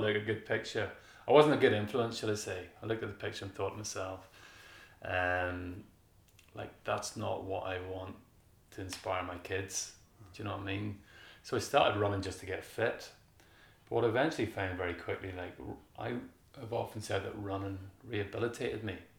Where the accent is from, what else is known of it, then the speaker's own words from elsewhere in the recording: Kilkeel, Northern Ireland, United Kingdom; I'm from Kilkeel